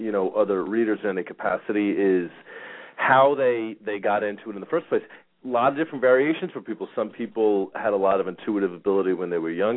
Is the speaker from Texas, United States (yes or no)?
no; New York, United States; now in Phoenix, United States; I grew up in New York where, I remember being a kid back in the 70s and the 80s